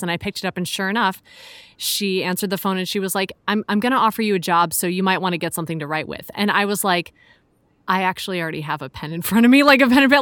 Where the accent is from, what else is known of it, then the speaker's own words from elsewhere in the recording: Chicago, Illinois, United States; moved away as an adult; also born or lived in Philadelphia / Hong Kong; I'm from Chicago originally, but I moved out to Philly for school.